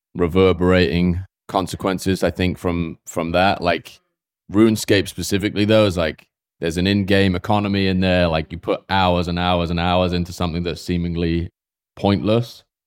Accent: Swindon, South West England, United Kingdom; moved away as an adult; also born or lived in New York; now in United States; I grew up in, like, s, a small town outside of, I guess it would be called a village, outside of Swindon with ten thousand people

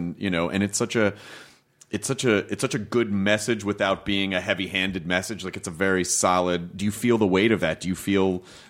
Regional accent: Memphis, Tennessee, United States; also born or lived in Kentucky; I was born in Kentucky, but I grew up in Memphis.

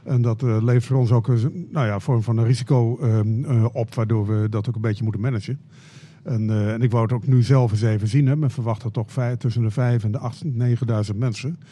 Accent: Friesland, Netherlands; now in Groningen, Netherlands; ik ben in Friesland opgegroeid

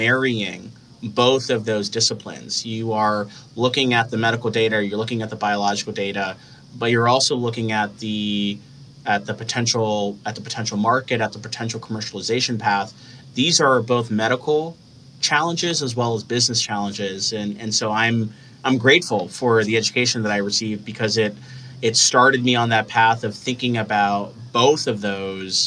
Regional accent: Michigan, United States; I'm originally from Michigan. So I applied through my home state of Michigan

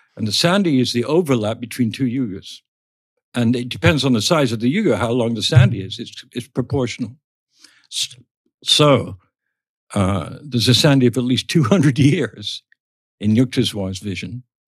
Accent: England, United Kingdom; when we were growing up in England

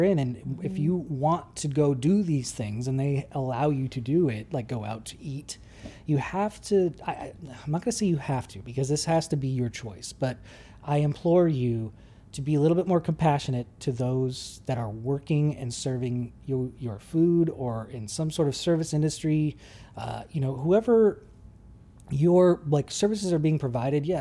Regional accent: Georgetown, California, United States; I grew up in Georgetown. That's pretty rural

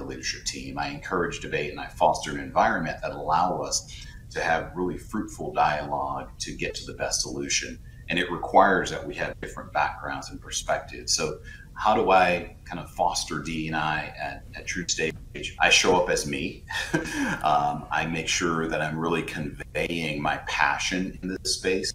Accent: South Carolina, United States; a black man who was born and raised in South Carolina

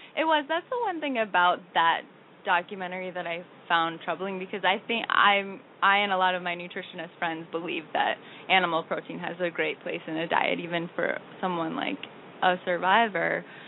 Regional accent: Minnesota, United States; moved away as an adult; now in New York, United States; I'm from Minnesota

